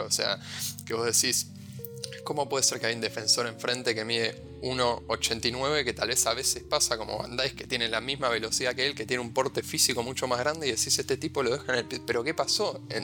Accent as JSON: {"language": "Spanish", "country": "Argentina"}